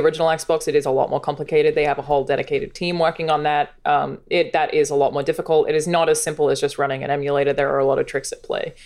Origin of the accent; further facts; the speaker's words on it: Australia; moved away; As an Australian